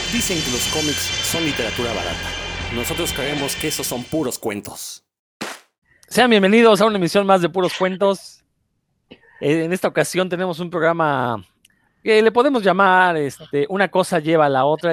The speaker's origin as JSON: {"language": "Spanish", "country": "Mexico", "tie": "born or raised there", "lives_now": "Mérida, Mexico", "said": "para los que crecimos en México"}